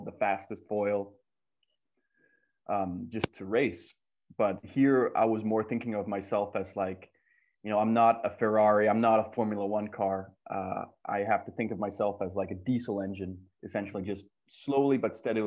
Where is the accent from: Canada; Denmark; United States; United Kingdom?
Denmark; growing up in Denmark, we were kind of an underdog nation.